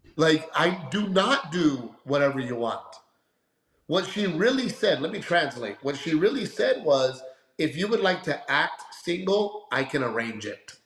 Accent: Gregory-Portland, Texas, United States; also born or lived in Los Angeles; my little town of Gregory Portland

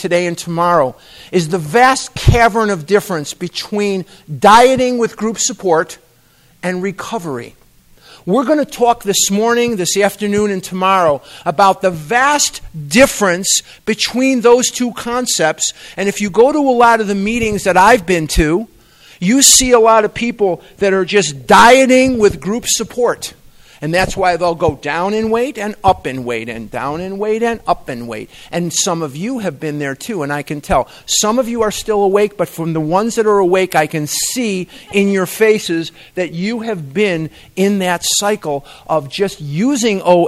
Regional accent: Chicago, Illinois, United States; moved away as an adult; also born or lived in Eugene, Oregon; now in Scottsdale, United States; I'm born and raised in Chicago

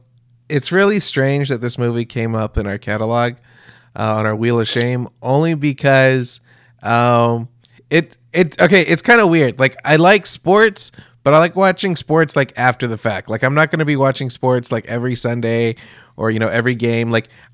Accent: United States; as an American

